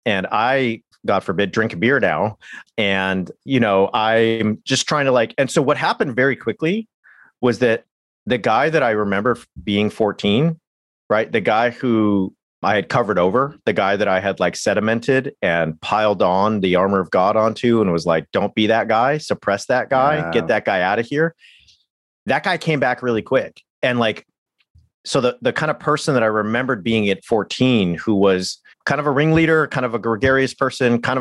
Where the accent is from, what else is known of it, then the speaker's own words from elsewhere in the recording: California, United States; I'm from California